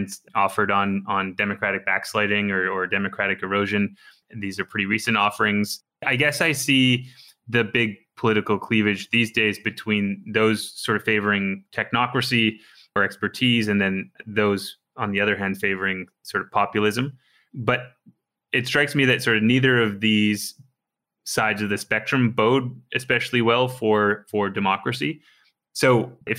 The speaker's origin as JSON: {"language": "English", "country": "Canada", "said": "I'm Canadian"}